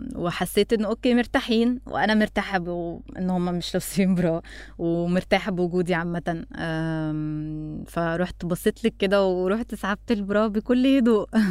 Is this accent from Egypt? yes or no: yes; Egypt; انا مصريه